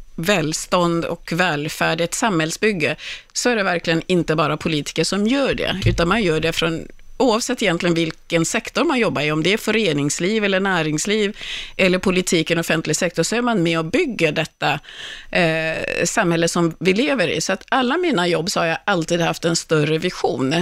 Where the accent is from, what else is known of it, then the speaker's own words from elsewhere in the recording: Kungsängen, Stockholm County, Sweden; jag bodde i Kungsängen, växte upp i Kungsängen